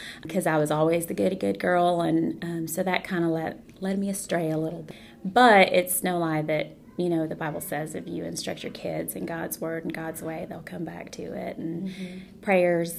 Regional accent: Georgia, United States; also born or lived in Mexico / Texas / Gainesville, Georgia; when I turned 8, we moved to Georgia.

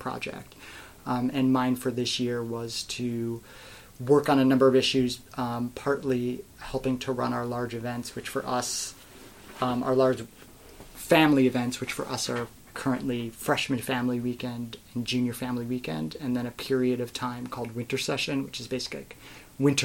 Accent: Chicago, Illinois, United States; moved away as an adult; now in Cambridge, United States; I used to say, oh, I'm from Chicago

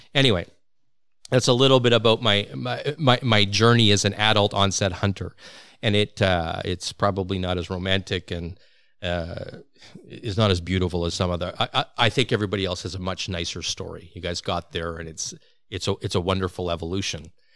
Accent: Regina, Saskatchewan, Canada; now in British Columbia, Canada; I'm from Regina

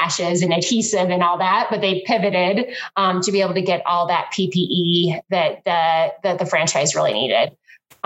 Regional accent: Iowa, United States; I'm a Midwest girl, so I'm from Iowa

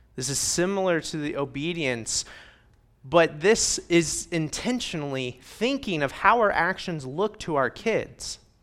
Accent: Midwest Indiana, United States; moved away as an adult; now in Rio Grande Valley, United States; where I was raised in Midwest Indiana is not like it is here

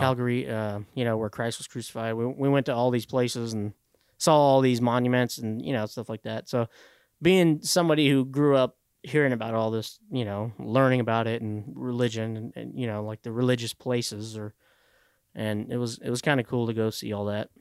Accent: Owasso, Oklahoma, United States; just a few miles up from where we live now.

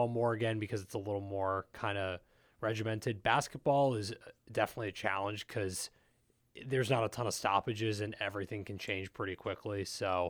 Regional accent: Silver Spring, Maryland, United States; I'm from Silver Spring

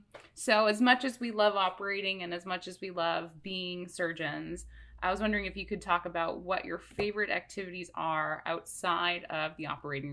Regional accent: Hawaii, United States; moved away as an adult; Cause I was born and raised in Hawaii. So this is my first like actual winter.

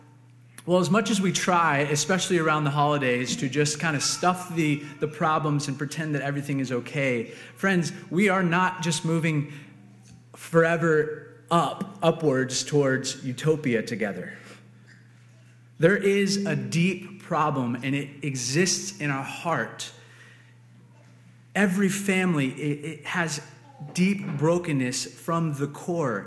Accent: Cincinnati, Ohio, United States; moved away; I'm from Cincinnati

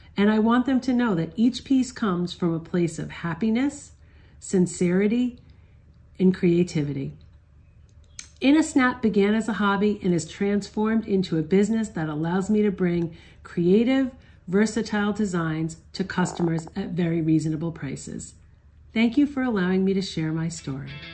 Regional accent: Barrington, Rhode Island, United States; I grew up in Barrington, Rhode Island, with my parents and four siblings

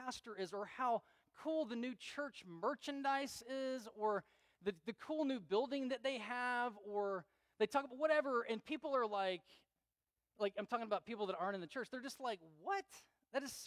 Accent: United States; growing up in America in the church

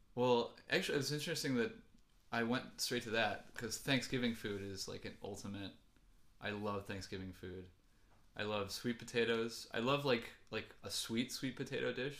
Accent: Ann Arbor, Michigan, United States; now in Chicago, United States; home is Ann Arbor, Michigan, mm-hmm. uh, which is weird. Well, I was born in Chicago and I spent half my life here. Then I spent like my teenage years in Ann Arbor, so I feel kind of more like I grew up there

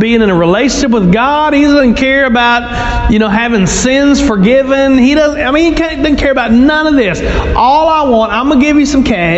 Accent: Louisiana, United States; I'm from Louisiana

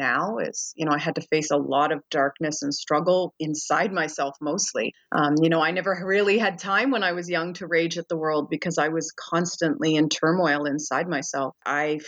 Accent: Brampton, Ontario, Canada; I grew up in Brampton, Ontario

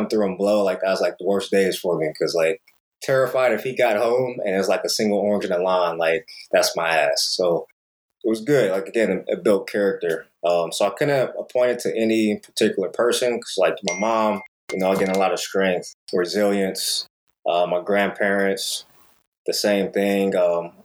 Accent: Altadena, California, United States; also born or lived in Pasadena; went to all the local schools, went to Edison Elementary School that was in Altadena at the time

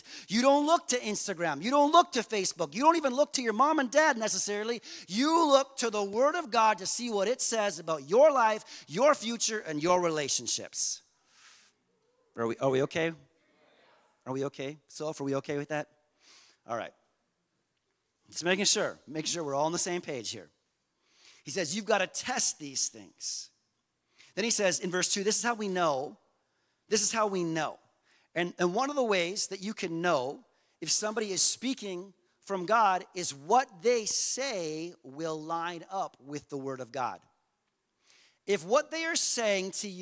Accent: Canada; we're so Canadian

